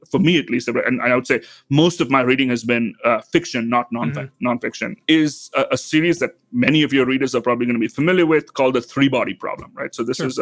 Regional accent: Mumbai, Maharashtra, India; also born or lived in South India; now in St. Louis, United States; So I grew up in India. I grew up in then called Bombay, now Mumbai.

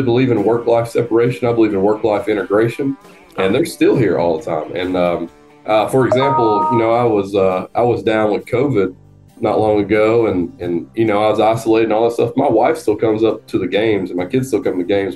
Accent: North Georgia, United States; I grew up in North Georgia, which is a smaller area

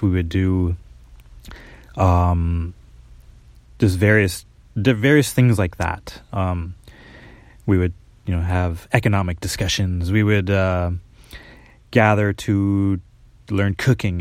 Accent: Minneapolis, Minnesota, United States; moved away as an adult; now in Japan; I'm from Minnesota, Minneapolis, uh, Minnesota originally

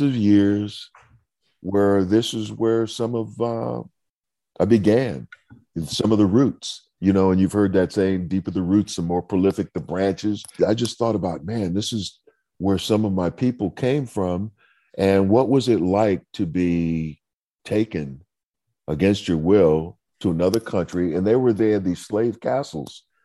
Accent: Saint Paul, Minnesota, United States; I grew up in Saint Paul, Minnesota

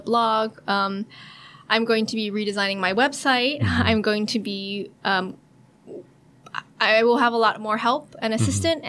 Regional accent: San Francisco, California, United States; I grew up in California. Mm-hmm. And uh, San Francisco

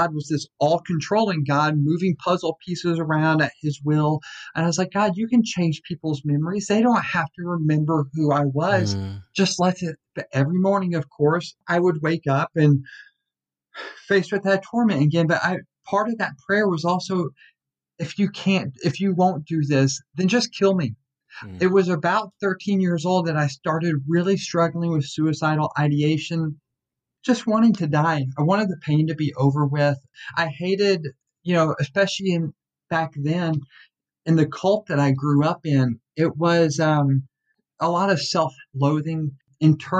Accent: Tyler, Texas, United States; I was born in Tyler, Texas, and was just kind of brought up in the IFB world

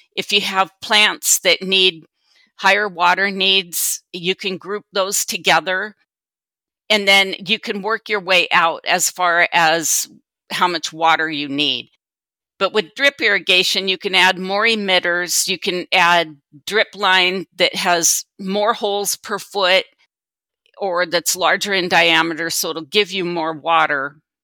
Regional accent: Sumner, Washington, United States; also born or lived in Kittitas County, Washington; I was born and raised in Sumner, Washington, and transplanted to Kittitas County twenty-three years ago

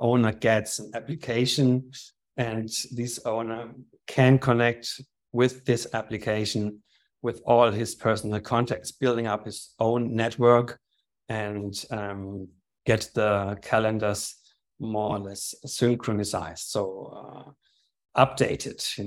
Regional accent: Germany; moved away as an adult; also born or lived in Slovakia / Vienna, Austria / Ibiza, Spain; now in Austria; I was born in Germany, grew up there

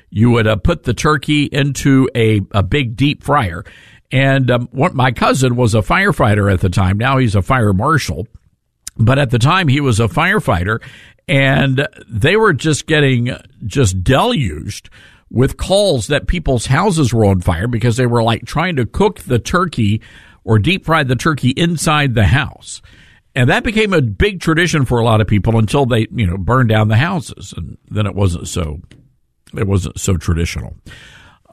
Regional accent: the South, United States; growing up in the South

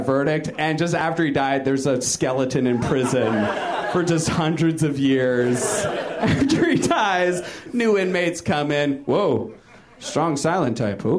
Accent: Virginia, United States; now in Los Angeles, United States; I'm kind of new to LA. I'm from Virginia originally

